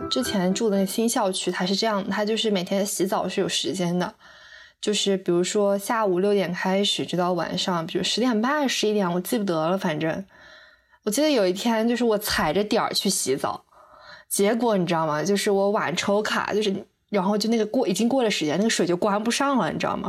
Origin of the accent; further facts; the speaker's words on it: northern China, China; moved away as an adult; also born or lived in Chengdu; 我从小在一个北方这样的城市长大